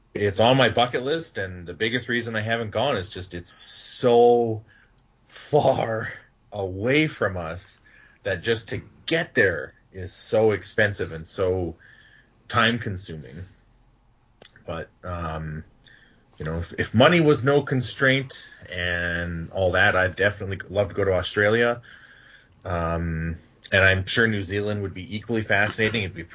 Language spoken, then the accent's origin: English; Canada; As a Canadian